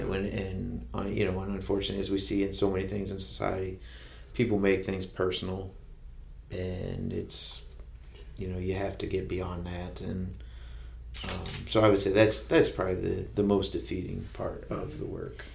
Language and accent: English; Kenton, Ohio, United States; moved away as an adult; also born or lived in Findlay, Ohio; now in Fostoria, United States; I'm from Kenton, Ohio. Uh, grew up there